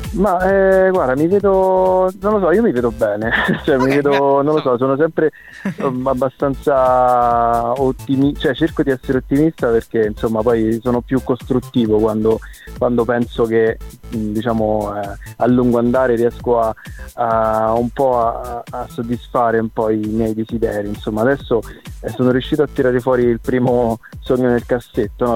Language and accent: Italian; Frosinone, Lazio, Italy; now in Rome, Italy; trasferitomi a Roma perché io sono nato e cresciuto a Frosinone